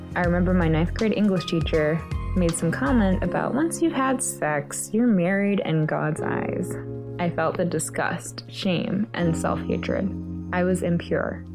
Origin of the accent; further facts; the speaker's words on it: Atlanta, Georgia, United States; I'm from Atlanta, Georgia.